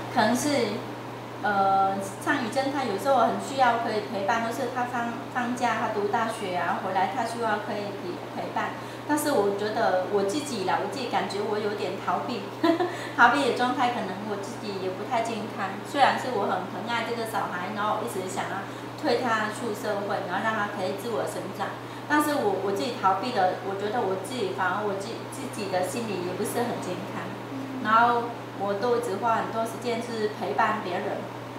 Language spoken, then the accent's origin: Chinese; Vietnam; Chinese is a second language; moved away as an adult; now in Taiwan; 我们是，呃，来自东南亚